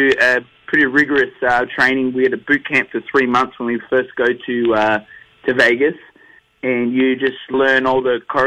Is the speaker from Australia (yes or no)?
yes; Australia; also born or lived in Gold Coast, Queensland; we're all from Australia. We're all from Down Under.